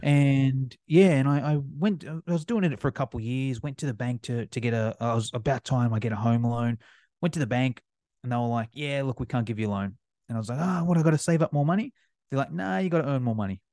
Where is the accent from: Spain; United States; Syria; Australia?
Australia; accent: Australian; as you can probably tell by my accent, I'm from Australia.